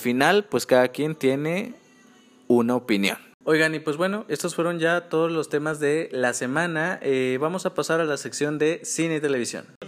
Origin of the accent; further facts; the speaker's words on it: near Acapulco, Guerrero, Mexico; Acapulco Guerrero, muy cerca de donde yo soy, donde yo crecí